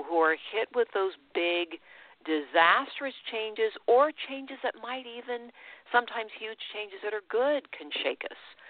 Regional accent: United States; I'm an American. And I've always been a proud American

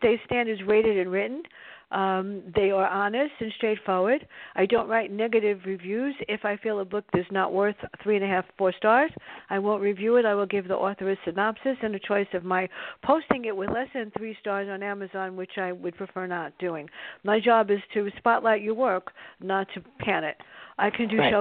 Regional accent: New York City, New York, United States; My sister and I grew up in the South Bronx

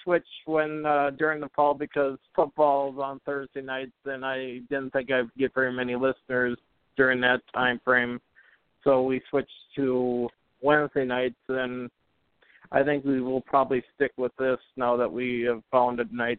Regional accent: Perham, Minnesota, United States; Northwest Minnesota. If you know where Fargo-Moorhead is, it's like an hour east of Fargo-Moorhead, so about midway up, about 3.5 hours north of the cities.

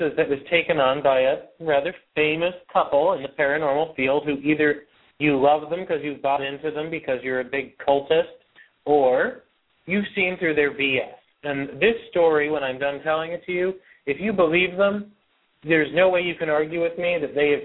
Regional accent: West Pittston, Pennsylvania, United States; The house is in West Pittston, Pennsylvania, my hometown.

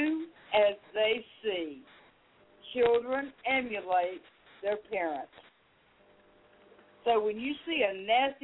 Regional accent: United States; I'm an American.

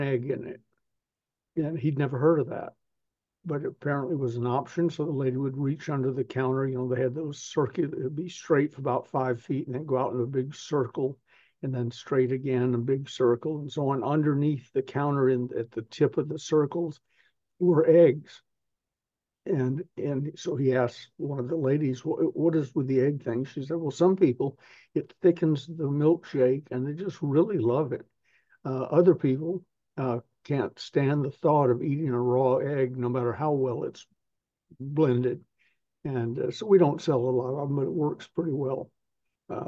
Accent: the South, United States; I'm from the South

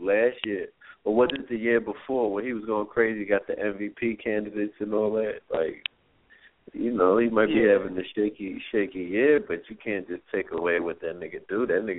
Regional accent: New York, United States; Yeah, I'm from New York.

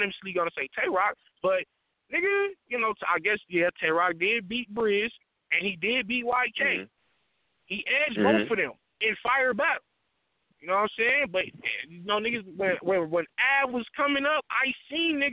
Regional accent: the West, West Coast, United States; I'm from the West

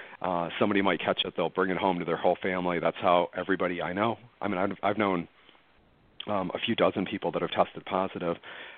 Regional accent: United States; I was recreationally, just as an American, following the two cruise ships that were quarantined in February and March.

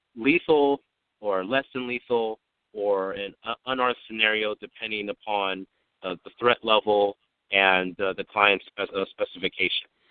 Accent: San Diego, California, United States; I'm from San Diego, California, born and raised

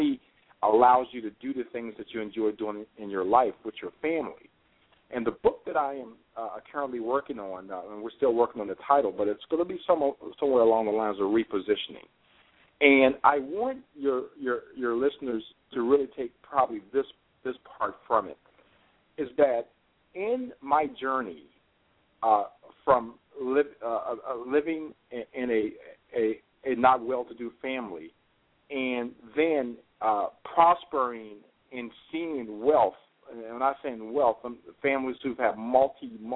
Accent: Richmond, Virginia, United States; I grew up in Richmond, Virginia

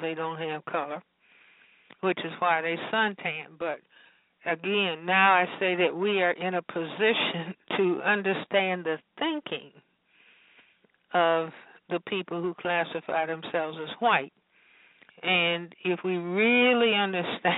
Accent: Chicago, Illinois, United States; growing up in Chicago

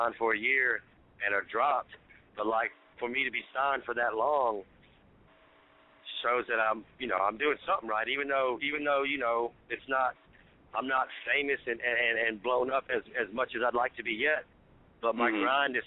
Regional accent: Alabama, United States; I'm from Alabama

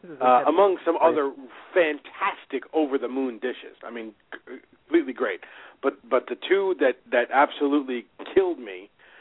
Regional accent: New York City, New York, United States; I was from Staten Island.

